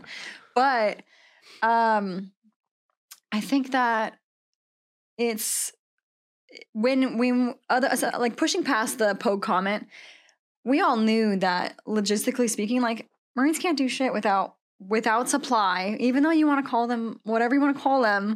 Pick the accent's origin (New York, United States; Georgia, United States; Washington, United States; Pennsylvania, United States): Washington, United States; moved away as an adult; now in Texas, United States; I'm from Washington State